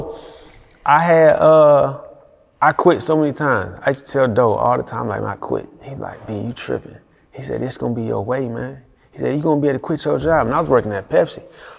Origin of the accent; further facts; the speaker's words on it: Houston, Texas, United States; So I'm fresh from Houston.